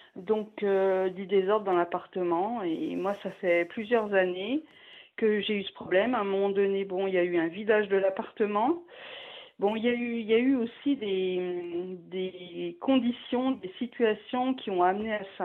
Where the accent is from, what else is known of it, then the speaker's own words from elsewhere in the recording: Paris, Île-de-France, France; now in Grenoble, France; je suis parisienne à l'origine